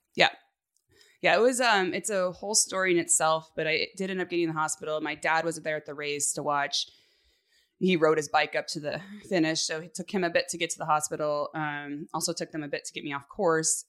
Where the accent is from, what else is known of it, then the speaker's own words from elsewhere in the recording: Northern California, United States; born and raised in California, um, on a cattle ranch, and my parents still live up in Northern California